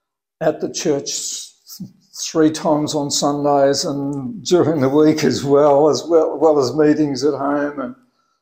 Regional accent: Sydney, New South Wales, Australia; No, I was born in Sydney.

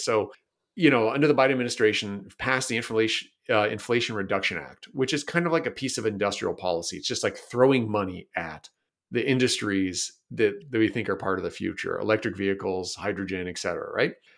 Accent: Toronto, Ontario, Canada; now in Vancouver, Canada; I'm Canadian. I grew up in Toronto, Ontario, but I live out here in, uh, Vancouver, British Columbia now.

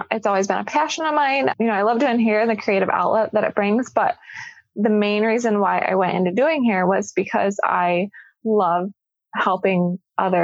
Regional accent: Jackson, Michigan, United States; moved away as an adult; now in Grand Rapids, United States; I'm actually not from this area. I'm from Southern Michigan, down by Jackson

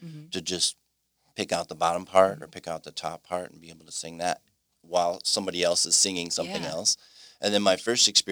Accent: Mukwonago, Wisconsin, United States; I'm from Mequonago

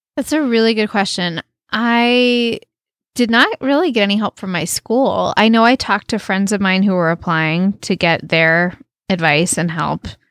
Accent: United States; moved away as an adult; also born or lived in Canada; I was from the United States

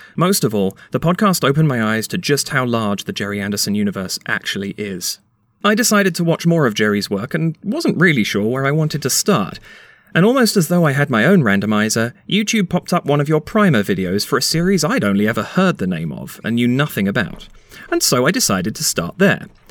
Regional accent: London, United Kingdom; now in Canada; I'm from the UK originally. I was born in London in 85

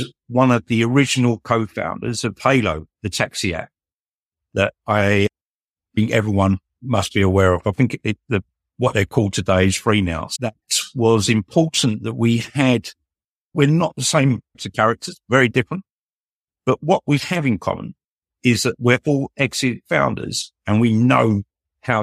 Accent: London, United Kingdom; I was born in Southeast London. Working class upbringing, went to one of London's largest comprehensive schools

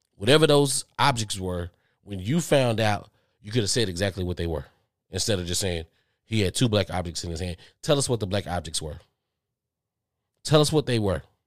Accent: Texas, United States; I'm from Texas. I'm from Texas

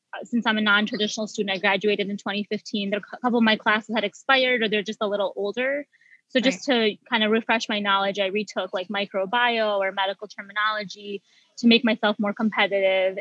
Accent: Michigan, United States; I was born and raised in Michigan

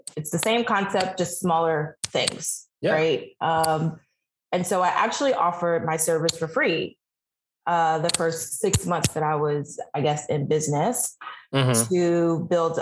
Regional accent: New York City, New York, United States; moved away as an adult; now in Washington, DC, United States; I am born and raised New Yorker, and I relocated to DC in 2017

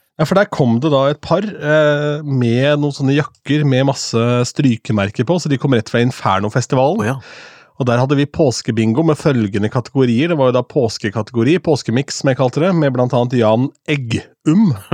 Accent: Askim, Østfold, Norway; hjemme i Askim

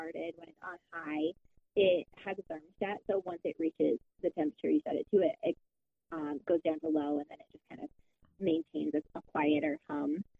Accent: Michigan, United States; moved away as an adult; my home state

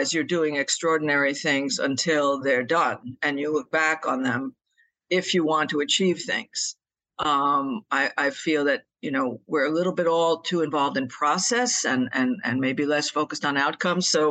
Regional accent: New York City, New York, United States; I was born in New York City, and I still live in the northeast of the United States

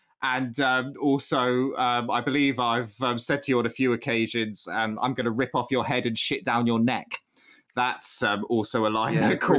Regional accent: Tewkesbury, South West England, United Kingdom; when I was a kid growing up in Tewkesbury, the little town that I grew up in, and you grew up in like a tiny village by it

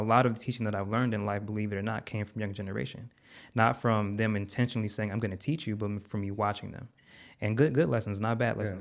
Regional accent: Connecticut, United States; now in Texas, United States; I'm from Connecticut, living in Texas.

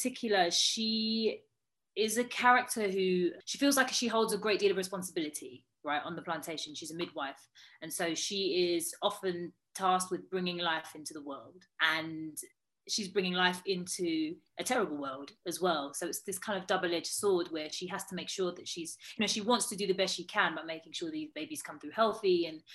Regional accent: United Kingdom; I'm Black British

